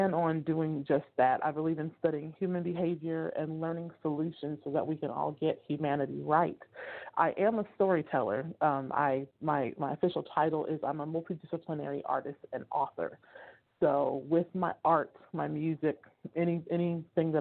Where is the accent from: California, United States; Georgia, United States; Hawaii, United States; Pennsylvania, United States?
California, United States; Oakland; moved away as an adult; now in San Joaquin County, United States; I am from Northern California, Bay Area, Oakland. I have been gentrified. I now live in San Joaquin County, but I am from the Bay Area, so Northern California